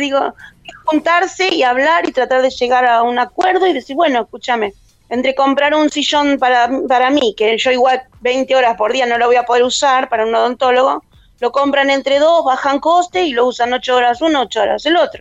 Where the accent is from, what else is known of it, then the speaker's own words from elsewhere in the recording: Argentina; moved away as an adult; now in Spain; somos argentinos, donde estemos somos argentinos